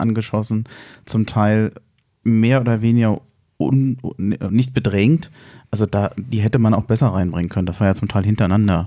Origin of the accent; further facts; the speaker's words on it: Berlin, Germany; Wir als Berliner